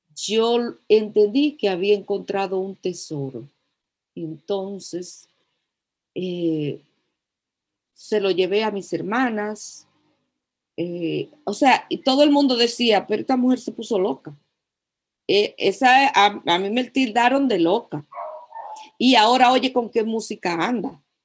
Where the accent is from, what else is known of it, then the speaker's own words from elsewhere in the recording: La Vega, Dominican Republic; soy de La Vega